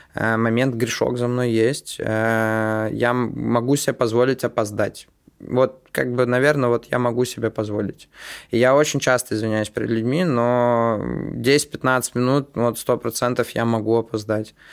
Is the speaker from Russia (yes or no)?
no; Estonia; мы же в Питере, и э, мы из Эстонии